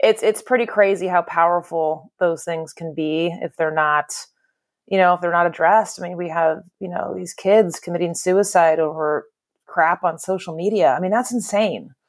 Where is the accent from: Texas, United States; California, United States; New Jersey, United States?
California, United States; Bay Area; I'm one of the, I guess I'm told, rare, born and raised in the Bay Area natives.